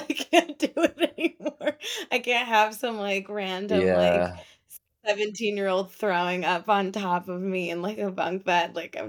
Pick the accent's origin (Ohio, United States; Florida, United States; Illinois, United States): Florida, United States; also born or lived in Israel; I was born